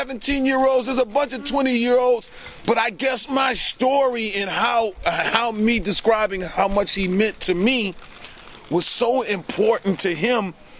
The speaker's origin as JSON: {"language": "English", "town": "Detroit", "region": "Michigan", "country": "United States", "said": "I'm from Detroit, so there is no rap scene."}